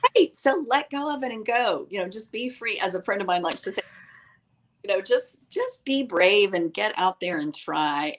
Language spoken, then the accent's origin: English; East Tennessee, United States; also born or lived in Washington, D.C.; I grew up in the mountains of East Tennessee. I was born in Washington, D.C., but really did my growing up in, in the mountains of East Tennessee.